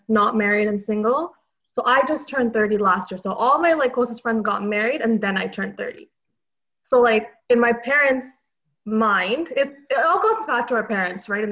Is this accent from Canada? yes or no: yes; Montreal, Quebec, Canada; I'm from Montreal, Quebec